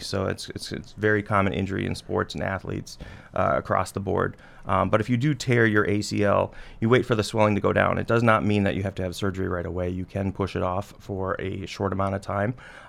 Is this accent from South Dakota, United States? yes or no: yes; Flandreau, South Dakota, United States; I am. I was born and raised in Flandreau. Grew up there. I was a Flandreau Flyer. Graduated from Flandreau Public, and then I went to South Dakota State.